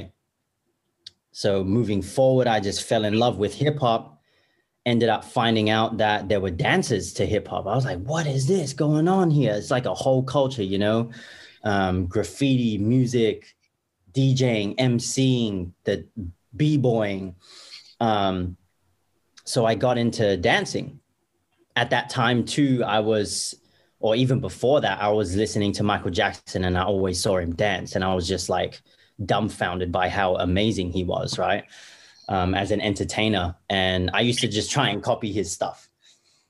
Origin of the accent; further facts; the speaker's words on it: Perth, Western Australia, Australia; born and raised in Perth, Australia